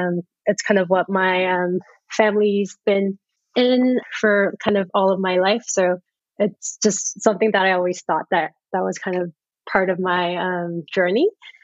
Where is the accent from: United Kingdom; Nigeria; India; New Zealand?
New Zealand; accent: Kiwi; English is a second language; also born or lived in South Korea / Canada / Boston, United States; now in New York, United States; So for me, I kind of grew up everywhere. I was born in Korea. I grew up in New Zealand. I used to have a very thick Kiwi accent at a point in my life. Went to school in Canada and then went to college in Boston